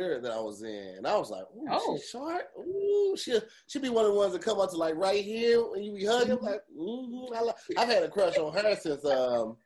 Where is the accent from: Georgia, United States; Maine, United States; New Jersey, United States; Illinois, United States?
Illinois, United States; East St. Louis; I grew up in East St. Louis